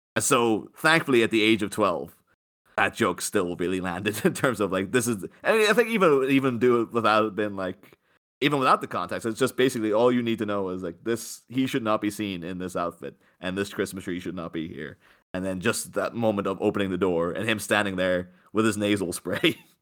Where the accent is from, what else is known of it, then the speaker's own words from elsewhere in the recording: Northern Ireland, United Kingdom; growing up in, in Ireland, you know, all we had was Catholics, Protestants